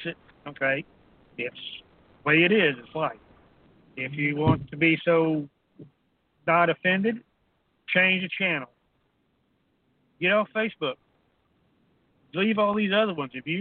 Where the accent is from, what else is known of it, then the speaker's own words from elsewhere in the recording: Texas, United States; I was born and raised in Texas